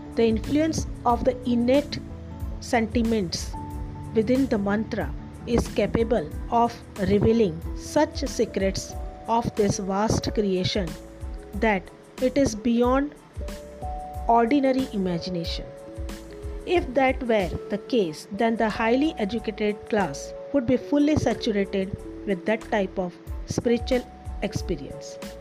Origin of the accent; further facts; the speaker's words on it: Ahmedabad, Gujarat, India; from India, Ahmedabad